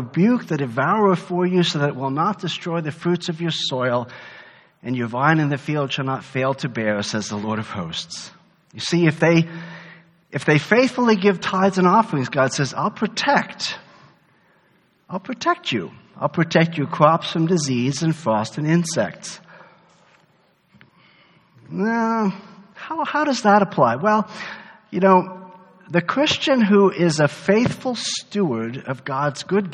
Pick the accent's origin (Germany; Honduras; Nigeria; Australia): Germany; moved away; I grew up in Germany.